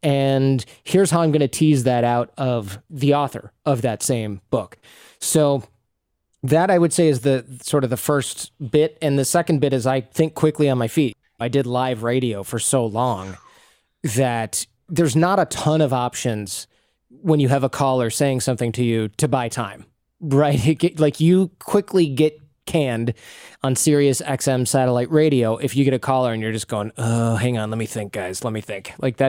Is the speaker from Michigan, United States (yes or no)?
yes; Michigan, United States; accent: Michigan; not slurring my words and mixing in my Michigan accent all the time